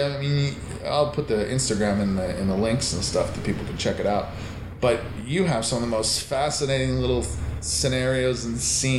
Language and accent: English; Canada; I grew up in Canada.